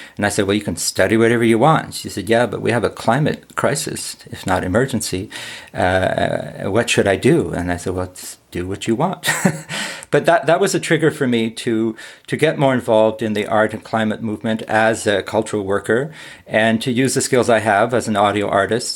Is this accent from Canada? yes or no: yes; Ottawa, Ontario, Canada; moved away; I live in Ottawa and I was born in Ottawa, though I lived in many other places